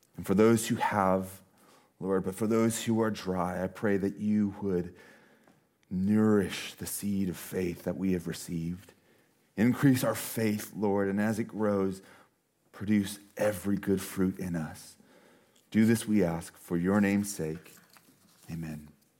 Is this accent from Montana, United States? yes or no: yes; Montana, United States; now in Washington, United States; I'm from Montana